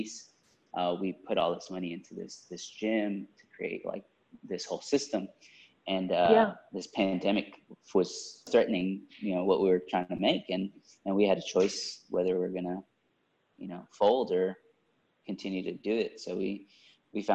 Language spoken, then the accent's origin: English; Houston, Texas, United States; I grew up in Southwest Houston